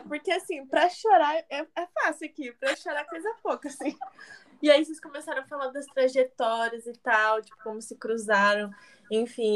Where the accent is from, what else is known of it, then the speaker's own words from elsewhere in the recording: Indaiatuba, São Paulo, Brazil; eu sou de Indatuba, que é São Paulo